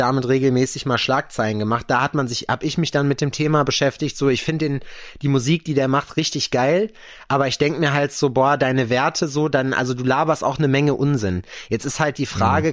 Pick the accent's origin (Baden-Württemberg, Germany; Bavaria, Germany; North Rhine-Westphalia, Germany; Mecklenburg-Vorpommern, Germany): North Rhine-Westphalia, Germany; Lüdenscheid; now in Jena, Germany; den Lüdenscheid da hinten die, ist, äh, die Ecke, wo ich herkomme